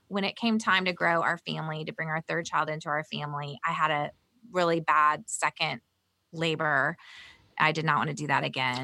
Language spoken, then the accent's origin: English; the South, United States; also born or lived in Bolivia; growing up in the South